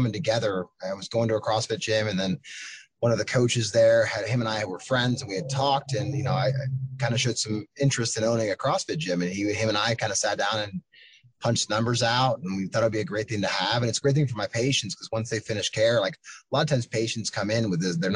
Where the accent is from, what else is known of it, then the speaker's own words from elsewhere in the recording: Pennsylvania, United States; moved away as an adult; also born or lived in Chicago; now in Chattanooga, United States; from Pennsylvania, but live in Tennessee now, in Chattanooga, Tennessee